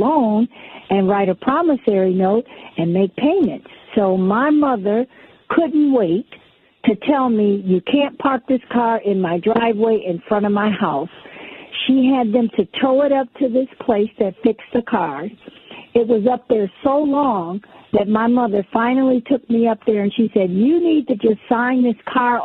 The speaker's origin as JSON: {"language": "English", "town": "New York City", "region": "New York", "country": "United States", "said": "We're originally from Brooklyn, New York"}